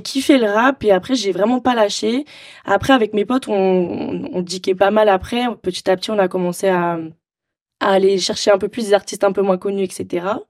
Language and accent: French; Marseille, Provence-Alpes-Côte d'Azur, France; j'ai grandi à Marseille